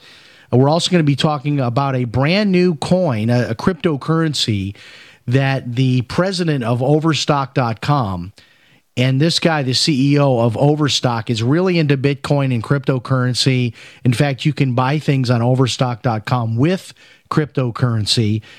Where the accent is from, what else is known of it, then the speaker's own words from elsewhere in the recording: Chicago, Illinois, United States; My grandfather, who I grew up in Chicago, my grandfather was a huge Billy Graham fan.